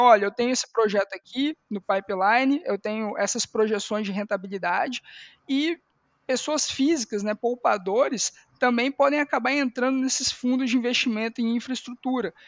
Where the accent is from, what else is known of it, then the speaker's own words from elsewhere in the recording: Espírito Santo, Brazil; como capixaba